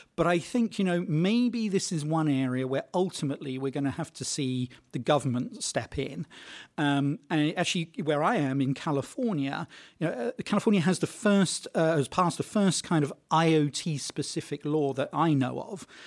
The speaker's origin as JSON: {"language": "English", "country": "United Kingdom", "said": "I'm British"}